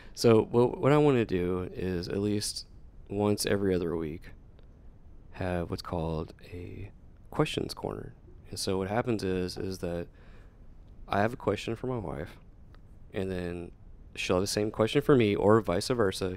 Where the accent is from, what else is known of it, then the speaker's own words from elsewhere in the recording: Nashville, Tennessee, United States; moved away as an adult; originally I'm from Nashville, Tennessee, but I did join the Air Force and I got a station here